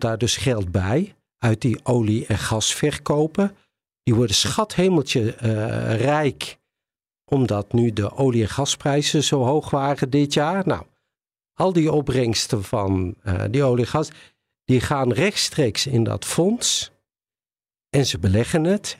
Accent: Netherlands

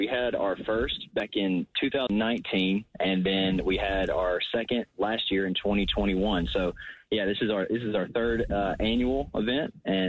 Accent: Northeast Georgia, United States; also born or lived in West Virginia; I'm from Northeast Georgia, but I did live in West Virginia for about 3 years.

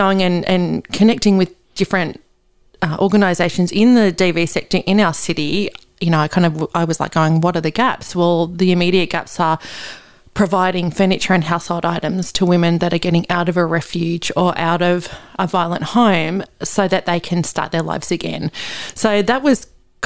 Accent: Australia; also born or lived in Newcastle, New South Wales; I was born in Australia, that I live here now

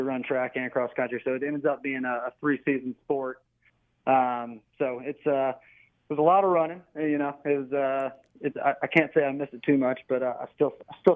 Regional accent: Chapel Hill, North Carolina, United States; I grew up in Chapel Hill

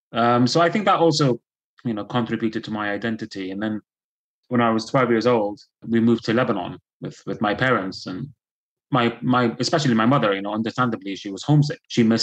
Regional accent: Belfast, Northern Ireland, United Kingdom; born there; even though I'm a British citizen by virtue of being born in Belfast, I was never treated as British.

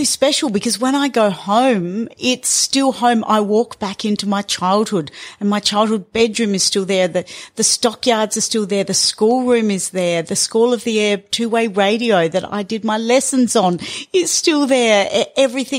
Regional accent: north of Alice Springs, Northern Territory, Australia; I grew up here in Central Australia. My parents moved here in the 60s, and so my life, my childhood was north of Alice, completely isolated

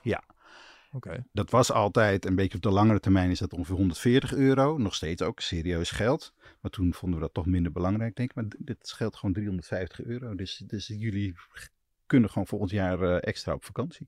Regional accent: Twente, Overijssel, Netherlands; now in Amsterdam, Netherlands; ik kom uit Twente, daar is het altijd iets kouder in de winter

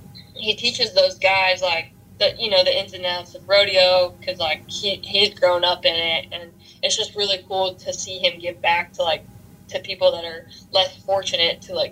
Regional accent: Texas, United States; that's where I've seen the most from being a Texan, you know, helping everyone that comes through.

